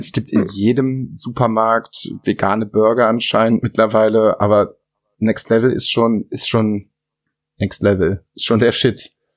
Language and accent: German; Germany; bei uns in Deutschland